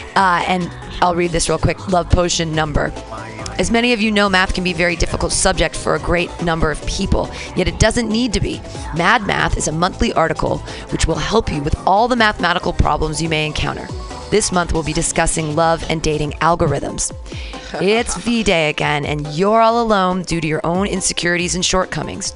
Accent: San Diego, California, United States; I'm from San Diego.

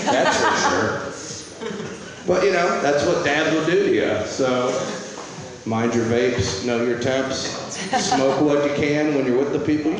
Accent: Midwest, United States; I'm from the Midwest

